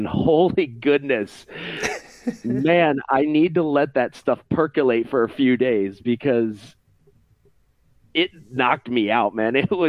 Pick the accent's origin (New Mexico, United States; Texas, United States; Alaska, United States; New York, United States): New York, United States; Rochester; moved away; I was born and raised in Rochester, New York, and I'm proud of where I came from. While I have since moved to greener pastures and found happiness in the flyover states, I still have a certain fondness for the Flower City